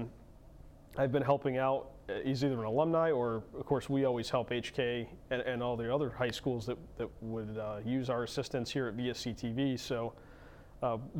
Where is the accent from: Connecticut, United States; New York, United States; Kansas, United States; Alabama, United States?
Connecticut, United States; Haddam; growing up in Haddam and going to Region 17 schools